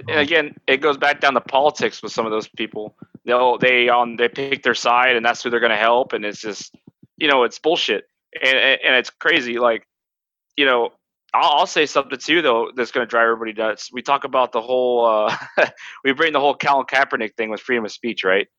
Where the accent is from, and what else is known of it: Turlock, California, United States; born or raised there